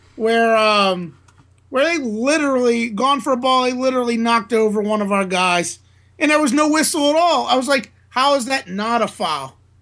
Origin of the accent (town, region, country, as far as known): New Orleans, Louisiana, United States; born or raised there